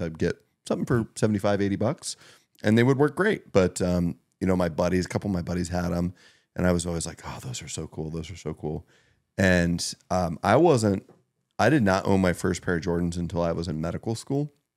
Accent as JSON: {"language": "English", "town": "Meadville", "region": "Pennsylvania", "country": "United States", "tie": "born or raised there", "said": "growing up in Northwest Pennsylvania, but Meadville, you know, I went to Maplewood"}